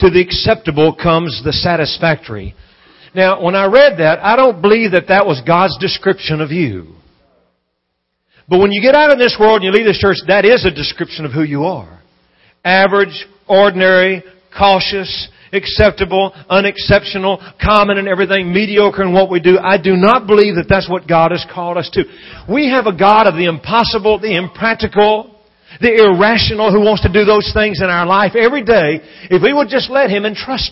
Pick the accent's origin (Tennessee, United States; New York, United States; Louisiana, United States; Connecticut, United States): Louisiana, United States; I'm from Louisiana